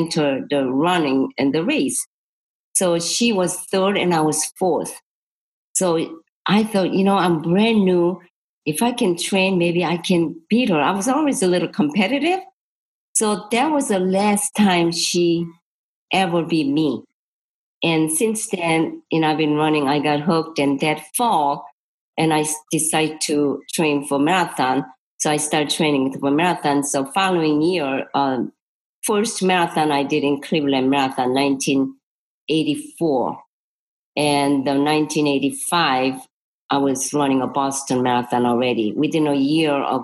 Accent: Seoul, South Korea; English is a second language; moved away as an adult; also born or lived in Florida; now in United States; I'm from Seoul, Korea. I was born, you know, Seoul, Korea, 1948. I like to say 68, but 1968 came over this country

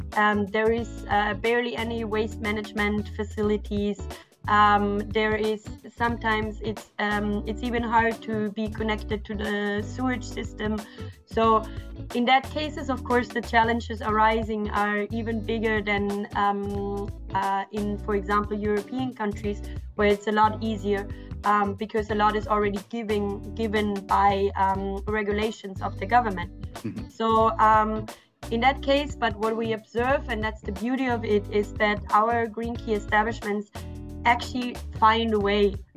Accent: Austria; English is a second language; moved away; I'm originally from Austria

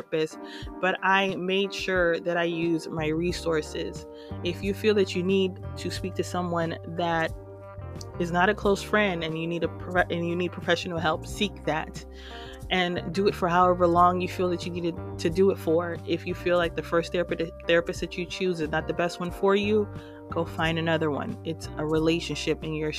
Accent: New York City, New York, United States; moved away as an adult; now in Houston, United States; I hail from New York City and I live in Houston, Texas right now

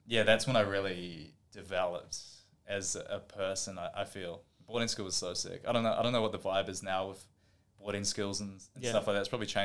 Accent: Auckland, New Zealand; moved away as an adult; now in Gold Coast, Australia; When I grew up, I was growing up in Auckland in New Zealand

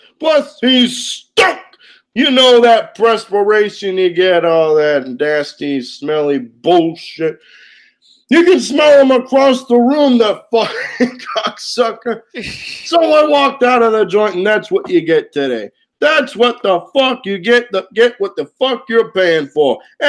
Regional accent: Brooklyn, New York, United States; You know, when I was growing up in Brooklyn, when I was a kid, my grandmother and mother raised me, God rest their souls.

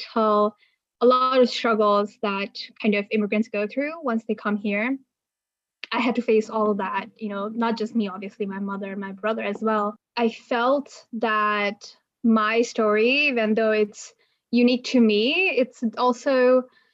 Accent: Bangladesh; moved away; I come from Bangladesh

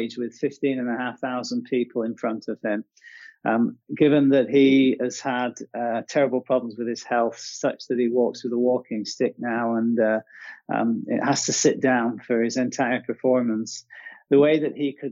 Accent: Perth, Western Australia, Australia; moved away; I went off to Western Australia, to my home state and my hometown of Perth

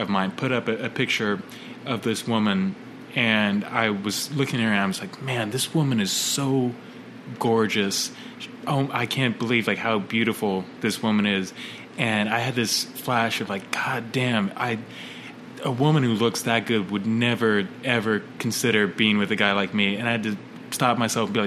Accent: Virginia, United States; I'm from Virginia

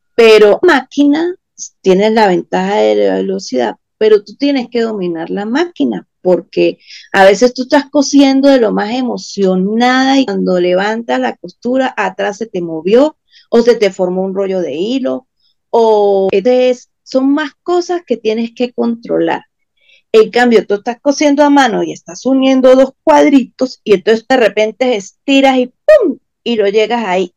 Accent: Venezuela; en países como Venezuela, Argentina, que también estamos complicados políticamente

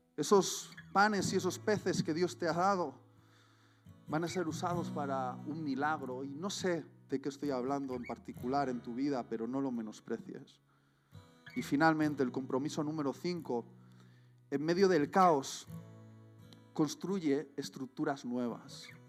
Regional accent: Spain; mi corazón late por, por mi tierra y por mi gente

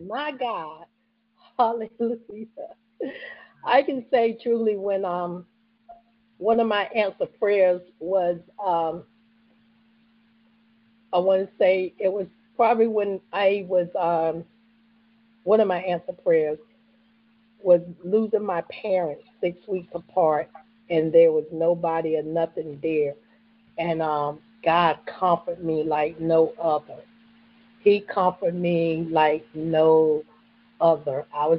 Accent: the South, United States; So growing up in the South, that's where you grew up, that was in the church.

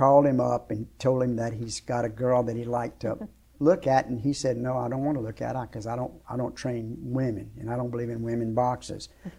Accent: Shreveport, Louisiana, United States; I was from Shreveport, but I was living in Lafayette, and I was going to go watch her fight.

